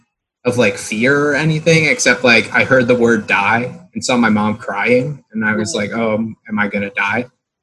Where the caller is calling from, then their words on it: Sarasota, Florida, United States; I'm in Sarasota, Florida.